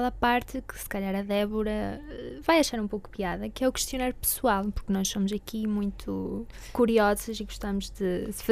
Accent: Caracas, Capital District, Venezuela; now in Portugal; eu também sou da Venezuela, nasci em Caracas

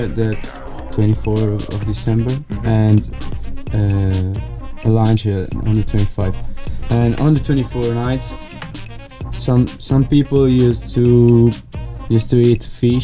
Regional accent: Sassari, Sardinia, Italy; English is a second language; moved away as an adult; now in Porto, Portugal; My hometown it's Sassari. It's in Sardinia, the island

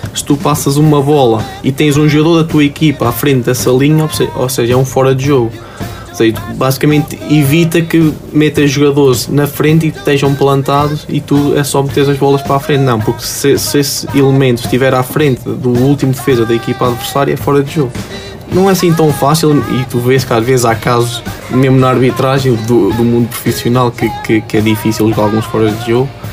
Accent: near Aguiar da Beira, Viseu, Portugal; moved away; joguei no, no, no Aguiar da Beia, que é uma, uma, uma vila próxima da minha terra

